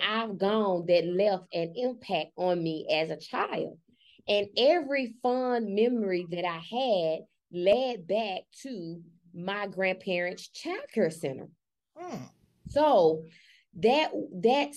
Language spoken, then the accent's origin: English; Memphis, Tennessee, United States; I'm from Memphis, Tennessee. I grew up in with my grandparents. My grandparents raised me